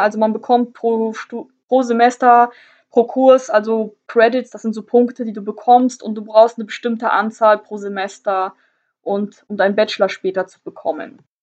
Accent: Northern Germany, Germany; ich komme halt aus Deutschland, ich komme aus Norddeutschland

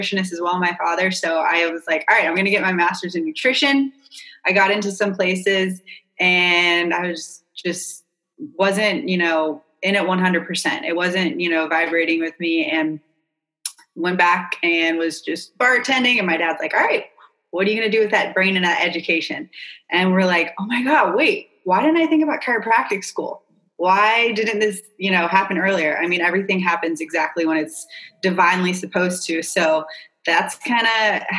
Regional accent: North Carolina, United States; moved away as an adult; also born or lived in California / Wrightsville Beach, North Carolina; now in Charleston, United States; I grew up in North Carolina

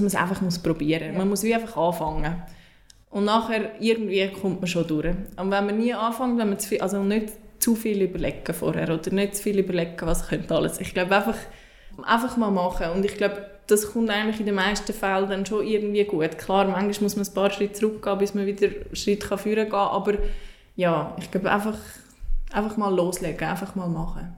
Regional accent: Switzerland; ich als Schweizerin

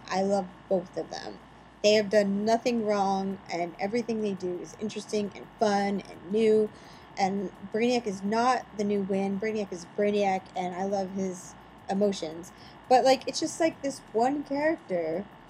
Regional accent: Midwest, United States; I'm from the Midwest. I can't even, like, pronounce things really well.

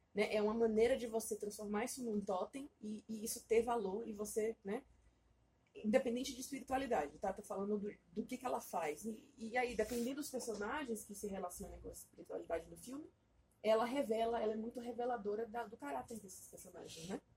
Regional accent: Bahia, Brazil; now in São Paulo, Brazil; Eu sou baiana, né? Não sei se vocês sabem, eu moro aqui, mas eu, eu não sou daqui, eu sou baiana. Então eu cresci no meio dessa, dessa maluquice toda

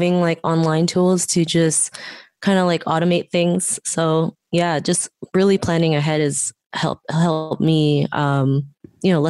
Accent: Philippines; now in Toronto, Canada; I was born in the Philippines, but I'm currently living in Toronto

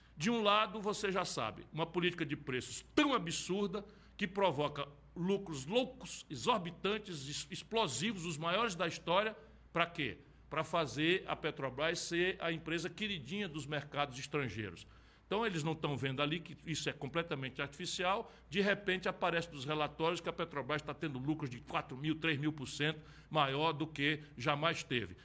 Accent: Brazil; como brasileiros

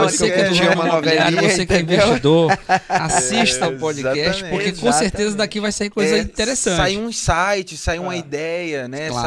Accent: Porto Velho, Rondônia, Brazil; Eu sou de Porto Velho

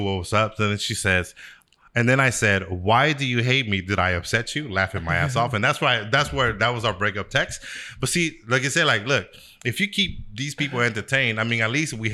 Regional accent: Sacramento, California, United States; I was from Sacramento

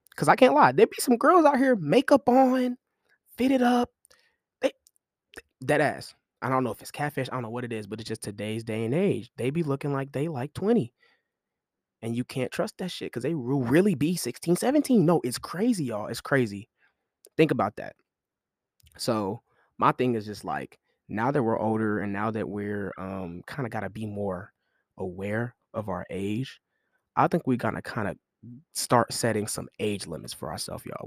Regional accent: Kansas City, United States; I'm from Super Bowl City, you feel me, K C.

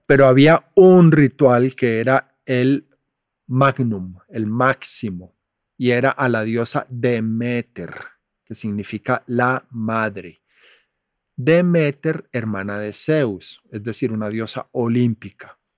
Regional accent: Medellín, Antioquia, Colombia; moved away as an adult; also born or lived in United States; Cuando yo crecí en Medellín en los 70

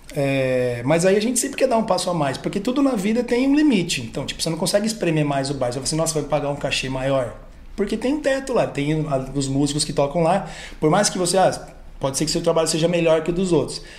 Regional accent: São Paulo, Brazil; also born or lived in Bragança Paulista; Sou de São Paulo, mudei para lá com 12 anos de idade e cresci lá

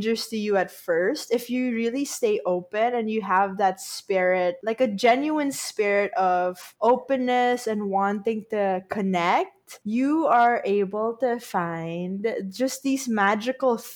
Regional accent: Philippines; I'm from the Philippines

